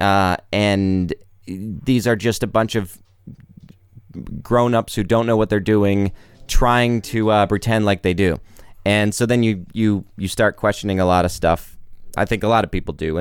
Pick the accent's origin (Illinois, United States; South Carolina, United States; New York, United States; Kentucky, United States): South Carolina, United States; now in Nashville, United States; my family lives in South Carolina